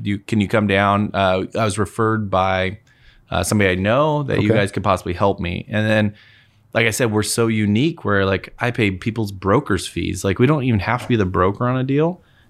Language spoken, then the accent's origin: English; Moses Lake, Washington, United States; moved away as an adult; now in Spokane, United States; we're from Moses.